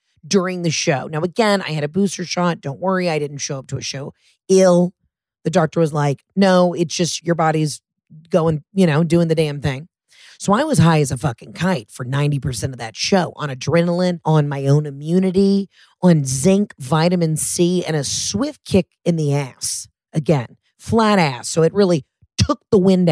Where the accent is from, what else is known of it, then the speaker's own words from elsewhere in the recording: Georgia, United States; I'm next door in Georgia